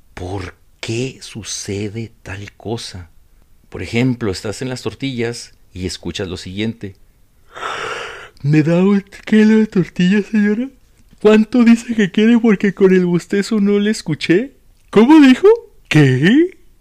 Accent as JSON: {"language": "Spanish", "town": "Ciudad Juárez", "region": "Chihuahua", "country": "Mexico", "said": "soy de Juárez"}